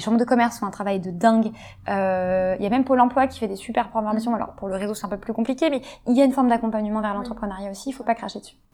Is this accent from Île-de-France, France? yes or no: yes; Paris, Île-de-France, France; also born or lived in London; j'ai grandi sur Paris